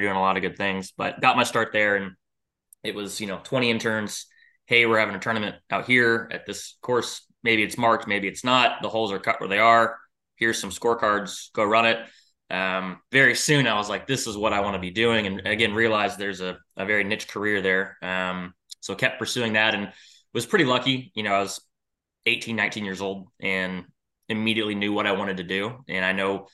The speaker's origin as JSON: {"language": "English", "region": "Tennessee", "country": "United States", "tie": "born or raised there", "also_born_or_lived": "Chicago, Illinois / Denver, Colorado", "moved": "as an adult", "said": "I grew up in Tennessee, went to Belmont University"}